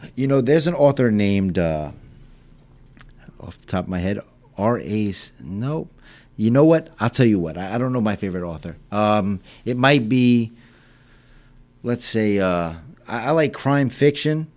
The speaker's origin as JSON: {"language": "English", "town": "Selden", "region": "New York", "country": "United States", "tie": "born or raised there", "also_born_or_lived": "Port Jefferson, New York / Ronkonkoma, New York", "said": "grew up in Selden, Ronkonkoma area."}